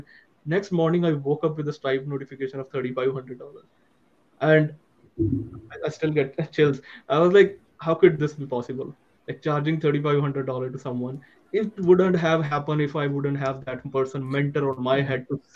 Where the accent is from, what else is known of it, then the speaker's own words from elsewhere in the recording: India; being an Indian